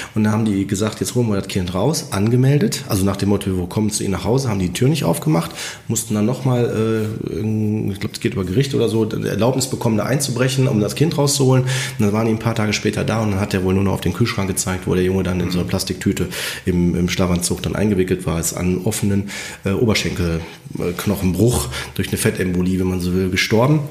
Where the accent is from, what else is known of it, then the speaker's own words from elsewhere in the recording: Germany; bei uns in Deutschland